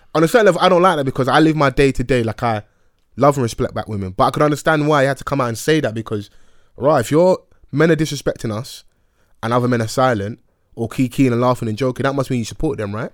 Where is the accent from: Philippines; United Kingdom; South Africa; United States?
United Kingdom; we're British and have our purple passports and we're born here